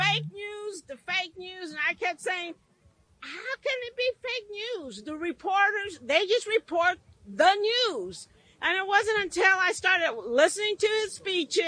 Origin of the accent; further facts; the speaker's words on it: Guyana; now in United States; And I came from Europe, a British Guyana